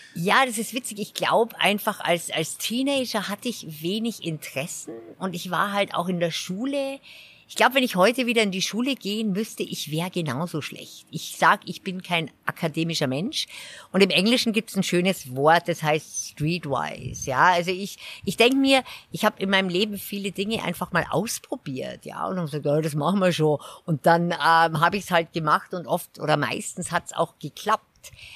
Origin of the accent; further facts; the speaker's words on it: Garmisch-Partenkirchen, Bavaria, Germany; moved away as an adult; also born or lived in England / Switzerland / Nepal; ich bin ja hier in Garmisch aufgewachsen